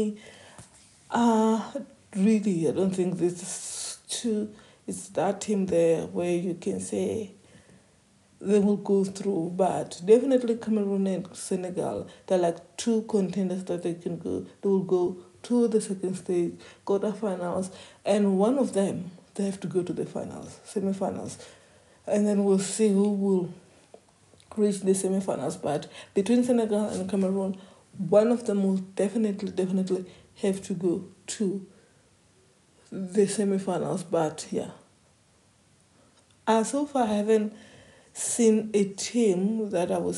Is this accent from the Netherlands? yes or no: no; South Africa; as South African